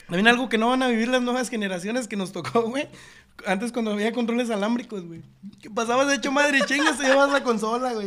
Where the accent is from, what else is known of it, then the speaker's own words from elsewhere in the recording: northern Mexico, Mexico; Nosotros que somos norteños